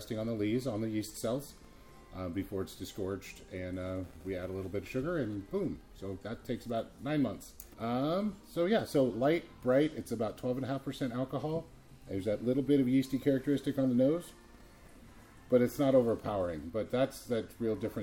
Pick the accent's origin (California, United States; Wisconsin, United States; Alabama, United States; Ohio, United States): California, United States; Santa Barbara; moved away as an adult; now in Plymouth, United States; Santa Barbara, which is where I grew up